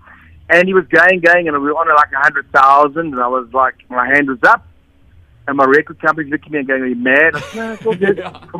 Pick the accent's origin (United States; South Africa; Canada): South Africa; I'm from South Africa.